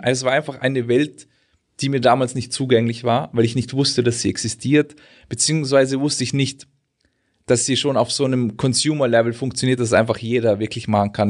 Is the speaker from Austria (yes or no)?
yes; Austria; now in Germany; ich bin ja eigentlich Österreicher